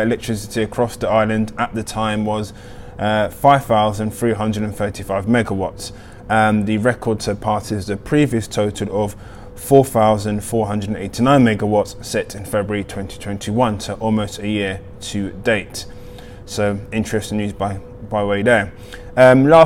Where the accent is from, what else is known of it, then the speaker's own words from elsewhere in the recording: Nigeria; being a Nigerian born.